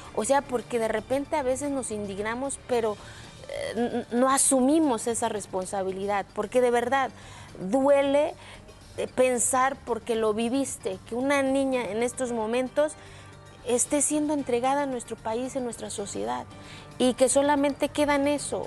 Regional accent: Mexico; moved away; el día que salí de mi pueblo

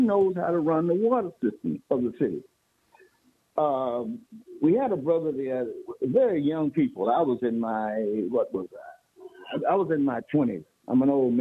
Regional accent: Boston, Massachusetts, United States; also born or lived in Alabama / Birmingham, Alabama; I'm freshly back here in Boston. I was raised here, but I was born in Alabama.

